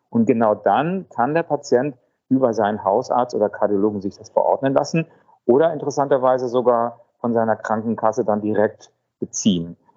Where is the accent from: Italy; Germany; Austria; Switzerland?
Italy; Italienisches Restaurant, aber nicht so, wie wir das als Italiener uns vorstellen.